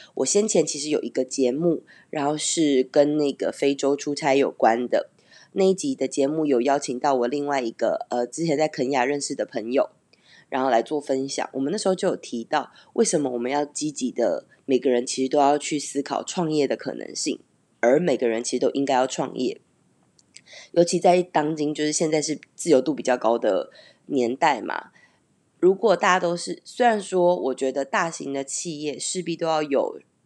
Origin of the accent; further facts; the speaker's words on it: Taiwan; moved away as an adult; also born or lived in Taipei / Canada; 其实当年会离开，呃，我的家乡，然后去台北工作